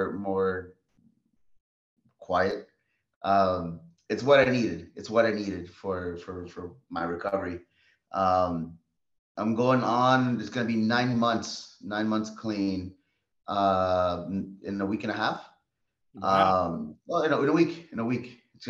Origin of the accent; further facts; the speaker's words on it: Los Angeles, California, United States; now in Lancaster, United States; I was born and raised in Los Angeles, California